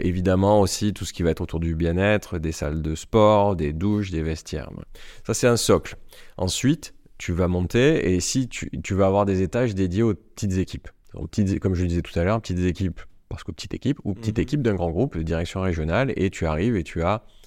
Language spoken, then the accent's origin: French; Marseille, Provence-Alpes-Côte d'Azur, France; accent: Marseille; moved away as an adult; also born or lived in Paris; un entrepreneur marseillais